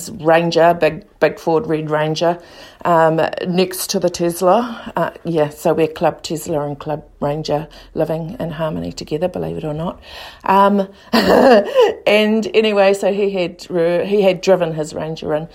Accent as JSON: {"language": "English", "town": "Lower Hutt", "region": "Wellington", "country": "New Zealand", "tie": "born or raised there", "lives_now": "Eastbourne, New Zealand", "said": "but I was born in New Zealand in Lower Hutt. I grew up in the Hutt Valley in Waifatū, under the shelter of my mountain Pukeatua."}